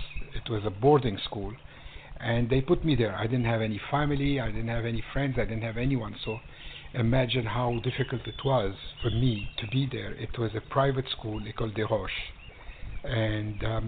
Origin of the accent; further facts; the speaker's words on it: Magaria, Zinder Region, Niger; also born or lived in Lebanon (ancestry); now in California, United States; So that's where we grew up in West Africa